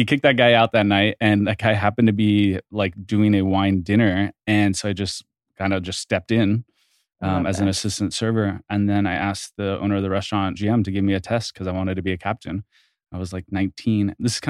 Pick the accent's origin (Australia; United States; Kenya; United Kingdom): United States; Bay Area, California; moved away as an adult; also born or lived in New York; now in Los Angeles, United States; Originally from the Bay Area and Sonoma, Napa